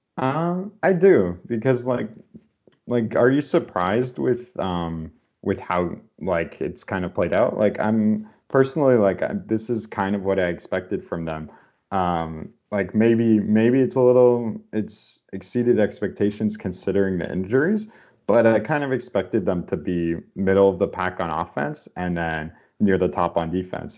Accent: Canada; we're Canadian

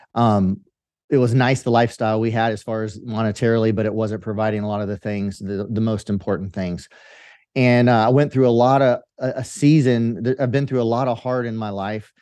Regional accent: Central Valley of California, United States; I grew up in the Central Valley of California in farmland

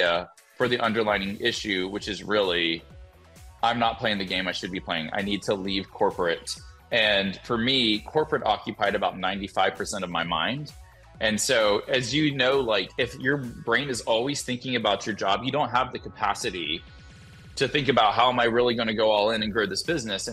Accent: Alabama, United States; moved away; I'm from Alabama. Anytime I go back to Alabama and talk with my parents

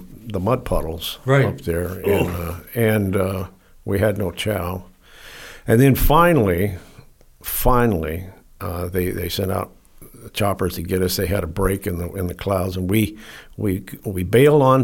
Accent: Orange, California, United States; I grew up in Orange, California

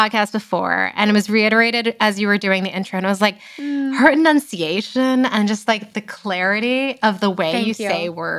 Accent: East Brunswick, New Jersey, United States; East Brunswick, New Jersey, where I grew up.

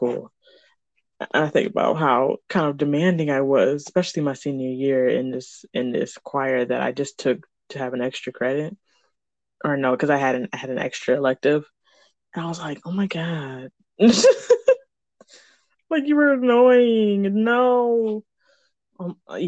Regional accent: Michigan, United States

